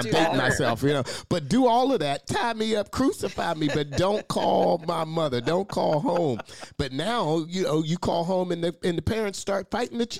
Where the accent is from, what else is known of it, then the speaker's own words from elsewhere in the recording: Pittsburgh, Pennsylvania, United States; growing up in East Liberty on Brainard Street